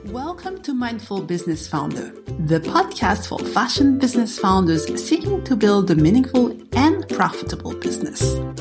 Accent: United States; accent: American; now in Canberra, Australia; my American accent

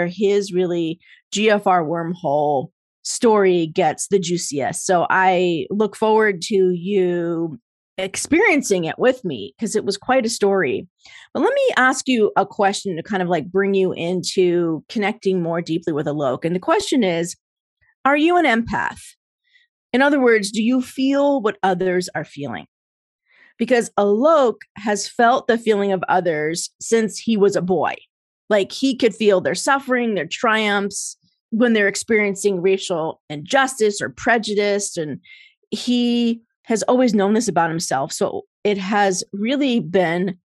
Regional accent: New Jersey, United States; I grew up in Jersey

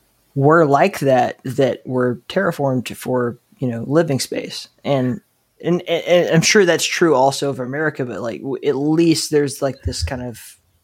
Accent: Southeast, United States; I grew up in the Southeast on the Gulf Coast of the United States, and it's very like flat, you know, there's no mountains and the water is warm.

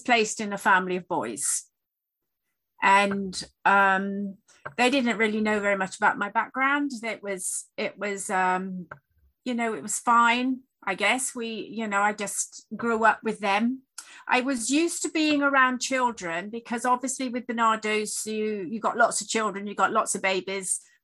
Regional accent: Sheffield, Yorkshire and the Humber, United Kingdom; I was born in Sheffield in the UK

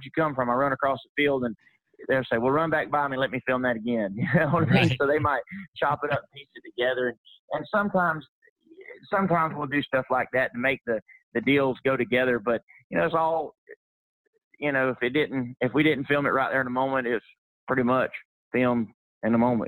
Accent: Florida, United States; I'm a fourth generation cowboy. We come from Mockley, Florida.

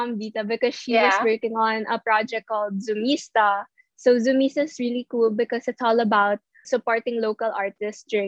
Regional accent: Philippines; I'm actually from Nasubu

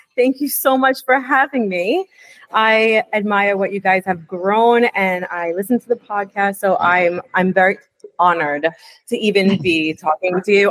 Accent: New York City, New York, United States; I grew up in New York City.

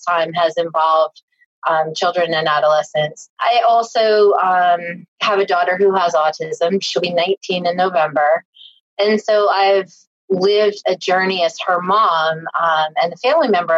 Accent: Tennessee, United States; I grew up in Tennessee

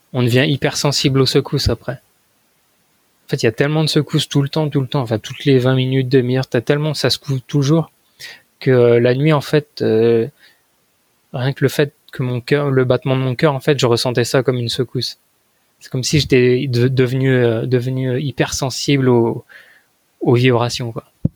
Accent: France; moved away as an adult; now in Japan; Je fais, bah, de France

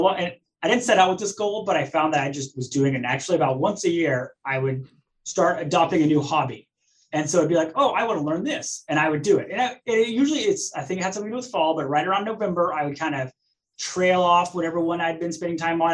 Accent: East Tennessee, United States; I'm from East Tennessee

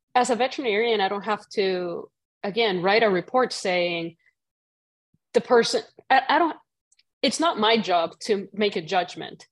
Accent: Puerto Rico; moved away; growing up in Puerto Rico

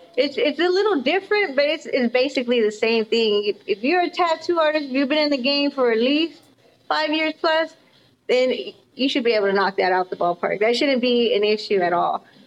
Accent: Austin and El Paso, Texas, United States; moved away as an adult; now in Denton, United States; I'm from Austin and El Paso. every city I lived in has been like a, a very humongous city

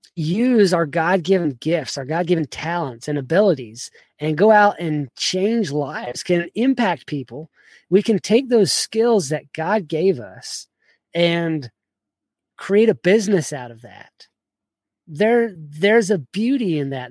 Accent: South Georgia, United States; also born or lived in Kentucky; I grew up in South Georgia

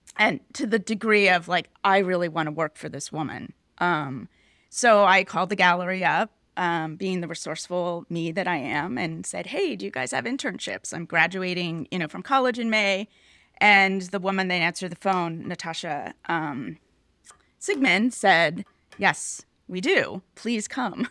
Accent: Pittsburgh, Pennsylvania, United States; moved away; I grew up in Pittsburgh.

